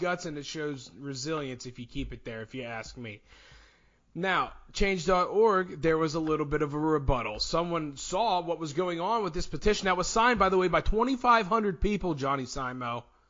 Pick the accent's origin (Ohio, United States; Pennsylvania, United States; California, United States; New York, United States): Pennsylvania, United States; Bellefonte; I'm proud to be a Red Raider. I was an athlete, and I'm proud to represent Bellefonte Red Raiders.